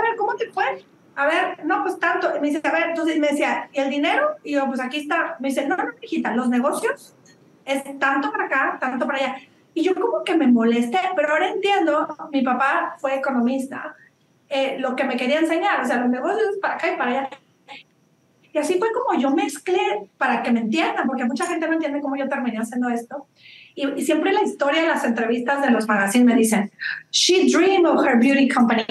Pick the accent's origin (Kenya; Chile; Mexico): Mexico; northern Mexico; also born or lived in Monterrey / Chihuahua; now in Australia; soy norteña de los dos lados, de Monterrey y Chihuahua